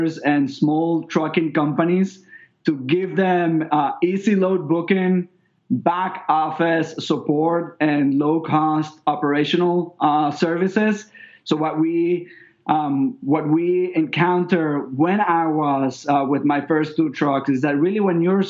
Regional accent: Venezuela; moved away as an adult; also born or lived in New York; now in Miami, United States; I'm originally from Venezuela.

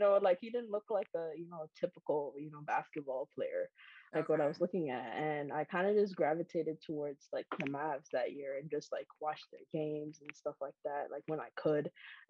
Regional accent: Kingston, Jamaica; moved away; I grew up outside of the United States. I grew up in Jamaica

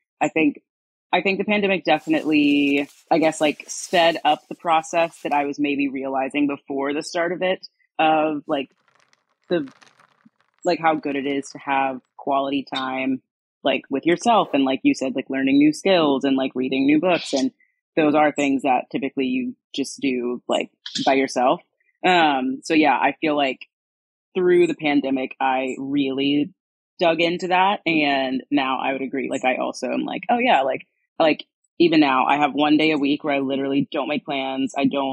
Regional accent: North Carolina, United States; moved away as an adult; also born or lived in Cayman Islands; now in Los Angeles, United States; I'm from the East Coast originally, North Carolina primarily

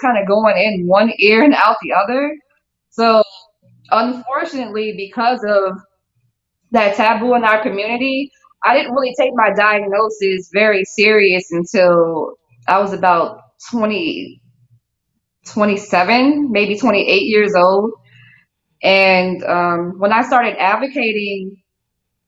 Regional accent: New Orleans, Louisiana, United States; I'm from New Orleans, Louisiana

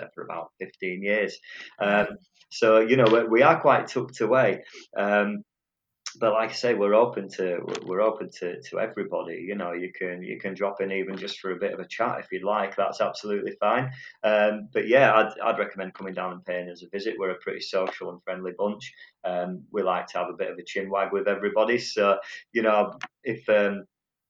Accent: Otley, Yorkshire and the Humber, United Kingdom; also born or lived in Horsforth / Leeds; So I was born in Otley and lived there ever since, pretty much. Well, I moved up to Horsforth, but I've always been around Leeds

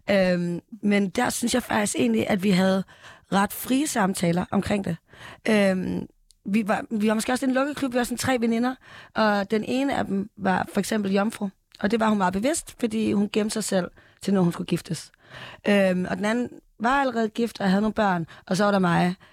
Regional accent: Esbjerg, Southern Denmark, Denmark; Mm, Vestjylland, Esbjerg-området.

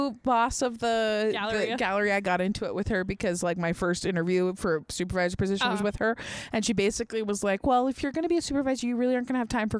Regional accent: Fallon, Nevada, United States; I'm from rural Nevada.

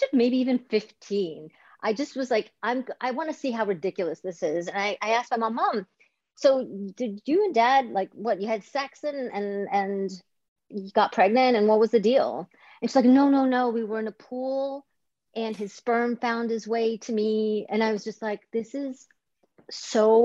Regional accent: Greece; moved away; I grew up in Greece

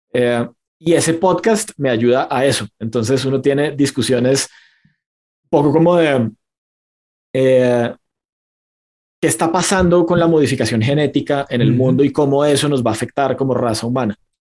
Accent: Bucaramanga, Santander, Colombia; mi ciudad natal eh, en Colombia, que se llama Bucaramanga

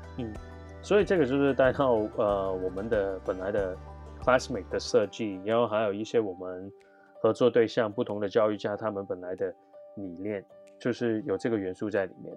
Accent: Hong Kong; moved away as an adult; also born or lived in Canada / United States / Japan; now in Taiwan; 我来自香港

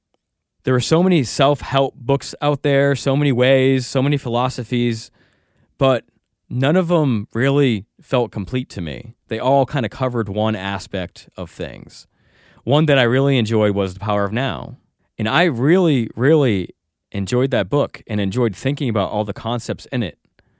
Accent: Norwich, Connecticut, United States; born there; Well, I was born in Norwich, Connecticut, and I was brought up Catholic.

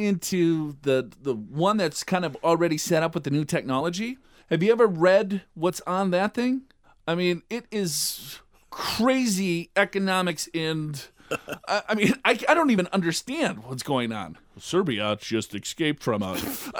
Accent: Minnesota, United States; born there; I was born in Minnesota.

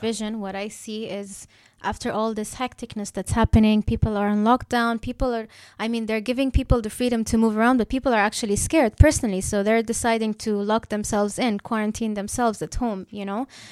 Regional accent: Dubai, United Arab Emirates; I'm born and raised in Dubai

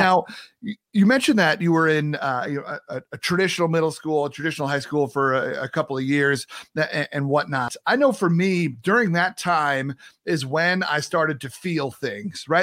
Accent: New York, United States; now in Midwest, United States; growing up in New York

